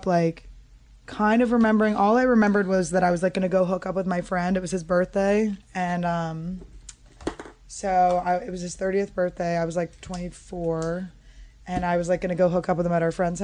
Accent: Wyncote, Pennsylvania, United States; I'm from Winco, right next to it, but my parents live in Glenside now

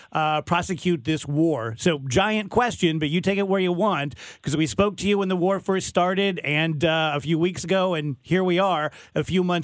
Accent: Scotland, United Kingdom; So, I've never served in the military, but I'm Scottish and I have a temper and I get my blood up.

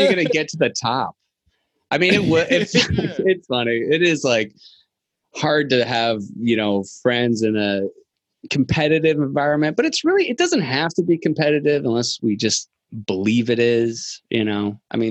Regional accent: Virginia, United States; I'm from Virginia

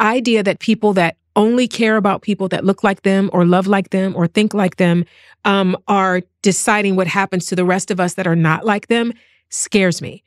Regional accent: East Cleveland, Ohio, United States; moved away as an adult; now in Los Angeles, United States; I was born and bred in East Cleveland, Ohio

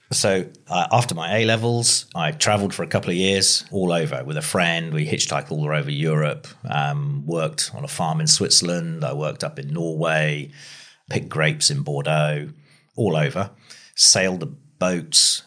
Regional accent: between Ringwood and Christchurch, South West England, United Kingdom; I grew up on a farm halfway between Ringwood and Christchurch, so this area.

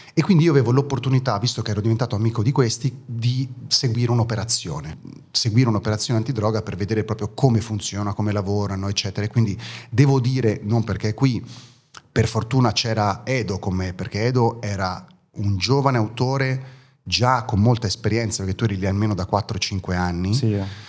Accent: Italy; born or raised there; first language German; Italian is a second language; also born or lived in East Germany

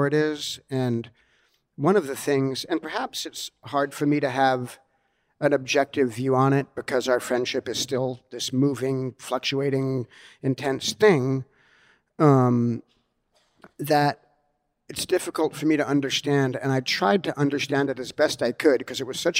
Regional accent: Los Angeles, California, United States; also born or lived in Australia / New York; growing up in Hollywood as a little kid

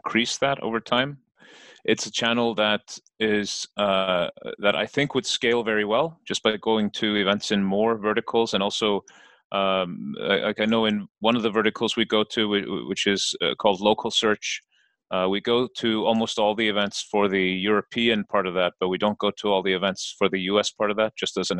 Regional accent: Iceland; I'm from Iceland

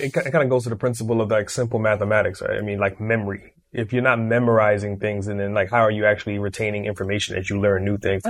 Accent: New York City, New York, United States; I grew up in Brooklyn

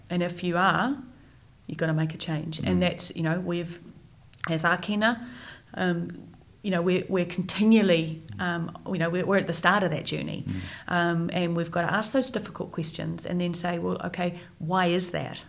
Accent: Wellington, New Zealand; moved away as an adult; born and raised in Wellington

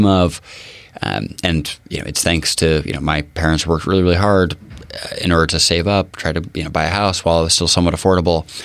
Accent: Bainbridge Island, Washington, United States; also born or lived in Redmond, Washington / Seattle, Washington; I was born in Redmond, spent my first 3 months on Finney Ridge in Seattle, and then the folks moved over January 1989 to Bainbridge. And yeah, we've been there since

